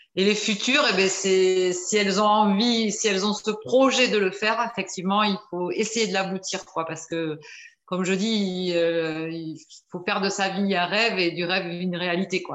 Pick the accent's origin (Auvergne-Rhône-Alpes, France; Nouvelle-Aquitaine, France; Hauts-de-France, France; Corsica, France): Nouvelle-Aquitaine, France; Bordeaux; je suis de Bordeaux, j'ai 54 ans